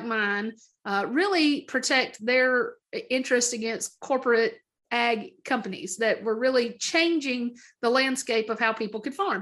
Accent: Middle Tennessee, United States; also born or lived in Idaho; I was born in Idaho, technically, to two parents from Middle Tennessee. And then at a young age, we moved back to Middle Tennessee to be close to family

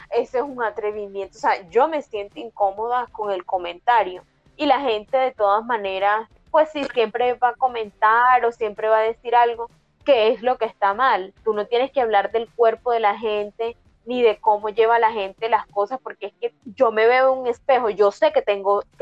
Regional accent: Mexico; El bigote, yo soy un charro mexicano, también

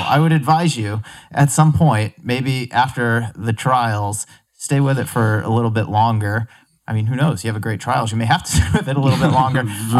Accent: Massachusetts, United States; Like, Boston's my favorite race. I grew up outside of Boston, so it's always held a special place in my heart

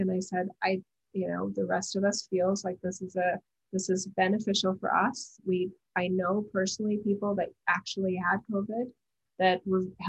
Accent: United States; as an American

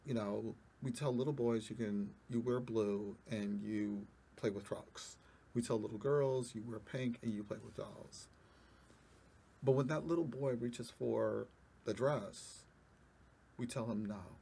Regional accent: New York, United States; I am a native New Yorker.

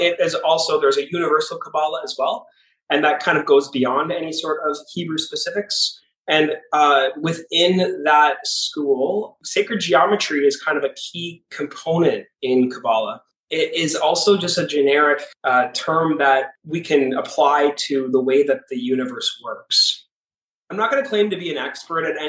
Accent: Canada; moved away as an adult; also born or lived in Toronto; now in Miami, United States; I'm from Canada. I actually grew up on a farm, but I've lived in Toronto for the last 15 years and I moved to Miami about 2 or 3 years ago.

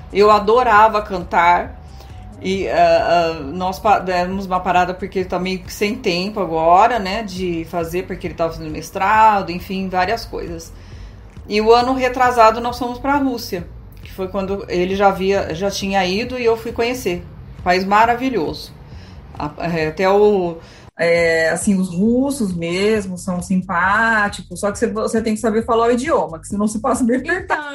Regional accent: Bauru, São Paulo, Brazil; nasci aqui em Bauru

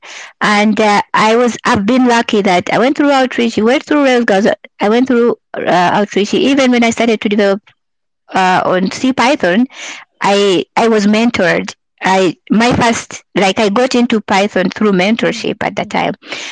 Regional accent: Uganda; moved away as an adult; now in Canada; I'm from Uganda, so that's where I was living at the time.

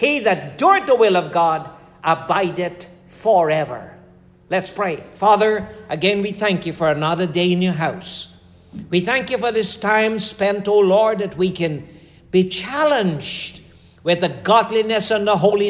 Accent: Guyana; moved away as an adult; I'm coming from Guyana.

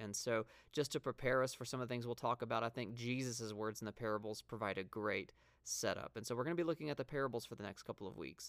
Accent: the South, United States; now in Montana, United States; when Christy and I first moved up to Montana, um, we come from the South

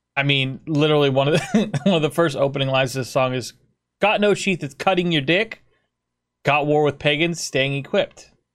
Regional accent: United States; I'm from America

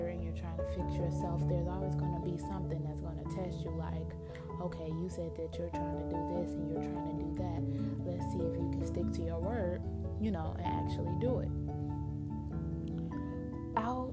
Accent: Chicago, Illinois, United States; now in Michigan, United States; I'm from Chicago

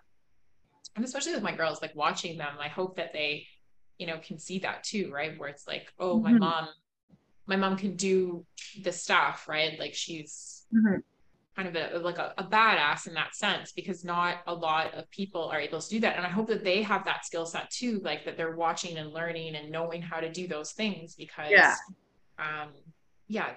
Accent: Scotland, United Kingdom; moved away; also born or lived in Canada; I grew up in Scotland

